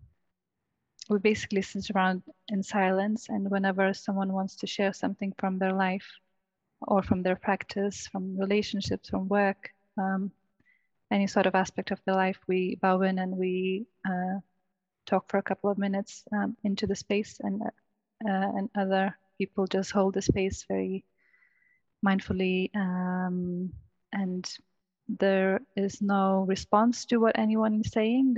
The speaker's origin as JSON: {"language": "English", "country": "Lithuania", "tie": "born or raised there", "moved": "as an adult", "lives_now": "United Kingdom", "said": "I'm originally from Lithuania"}